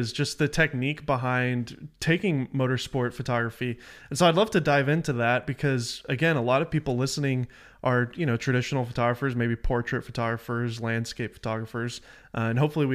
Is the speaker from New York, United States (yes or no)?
no; Nashville, Tennessee, United States; moved away as an adult; also born or lived in Los Angeles; I'm from Nashville